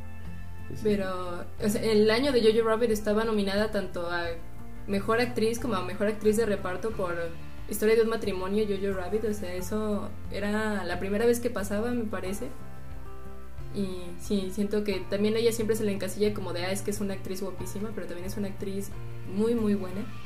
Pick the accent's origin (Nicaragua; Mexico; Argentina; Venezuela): Mexico; como mexicano